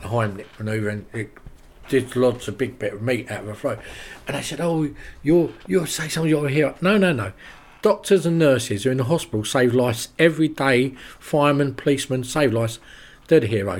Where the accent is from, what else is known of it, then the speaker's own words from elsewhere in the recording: London, United Kingdom; now in Rye, United Kingdom; I'm from London originally